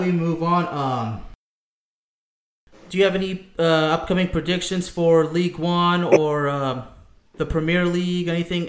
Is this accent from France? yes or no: yes; France; born there; I was born in France to immigrants.